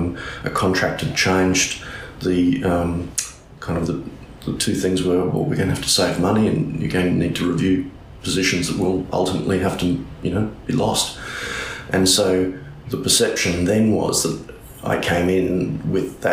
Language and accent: English; North Queensland, Australia; also born or lived in Brisbane; now in Cairns, Australia; We came from Brisbane, but we're actually from North Queensland originally